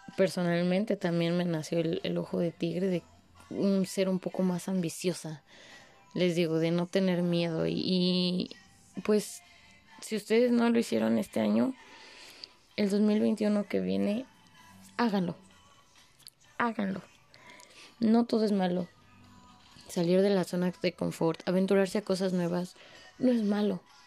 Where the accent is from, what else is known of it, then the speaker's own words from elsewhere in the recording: Mexico; como buenos mexicanos